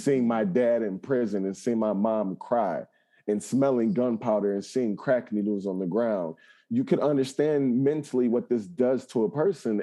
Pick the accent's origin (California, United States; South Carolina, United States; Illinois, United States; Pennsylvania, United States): Illinois, United States; Chicago; growing up in Chicago, never leaving the city limits